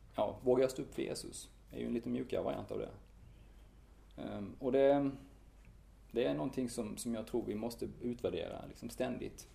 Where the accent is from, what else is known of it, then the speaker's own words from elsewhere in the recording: Strömsnäsbruk, Kronoberg County, Sweden; also born or lived in Sri Lanka / Lund; now in Malmö, Sweden; jag är uppvuxen i Strömsnäs bruk. Det ligger en bit norr om, om Örkelljunga.